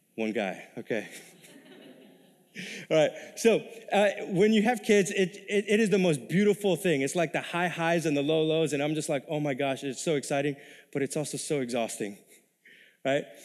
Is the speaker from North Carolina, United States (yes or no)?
no; New York City, New York, United States; moved away as an adult; also born or lived in Texas; now in Minnesota, United States; I was ori-, originally born and raised in New York City, nineteen years of my life, all right? It wa-, kinda more in the ghetto in Queens, New York